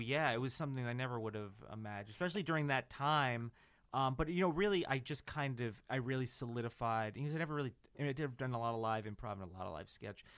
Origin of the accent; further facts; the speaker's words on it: New Jersey, United States; which is my hometown